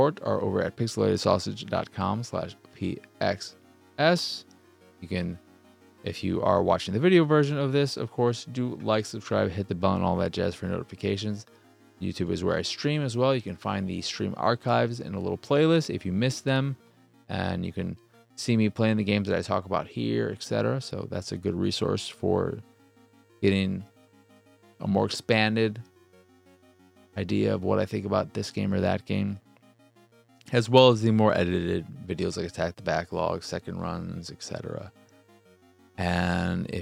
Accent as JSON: {"language": "English", "country": "United States", "said": "I'm American"}